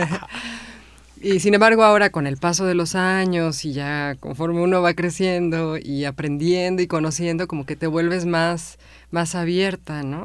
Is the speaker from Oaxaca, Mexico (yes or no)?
no; Mexico City, Mexico; also born or lived in Villahermosa / Ciudad del Carmen / Xalapa; yo nací en la Ciudad de México, pero a los dos años nací en la colonia Morelos.